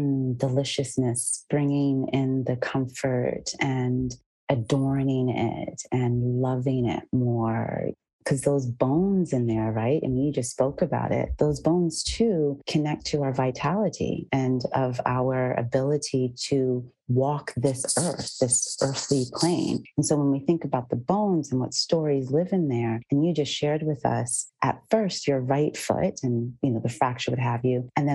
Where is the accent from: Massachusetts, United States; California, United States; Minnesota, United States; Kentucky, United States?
Massachusetts, United States; I grew up in Massachusetts as well.